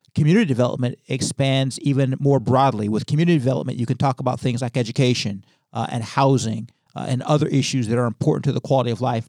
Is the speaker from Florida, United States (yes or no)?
no; Youngstown, Ohio, United States; moved away as an adult; now in Hartford, United States; director of economic development in my hometown of Youngstown, Ohio